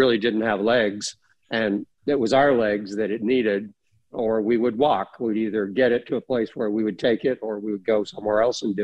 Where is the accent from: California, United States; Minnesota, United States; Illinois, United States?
California, United States; Northern; I'm from Northern California